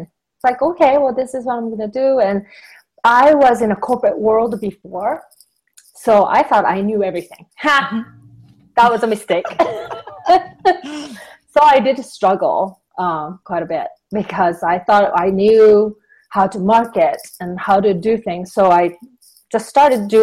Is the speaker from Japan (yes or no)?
yes; Japan; also born or lived in Southern California; now in Western Colorado, United States; I'm originally from Japan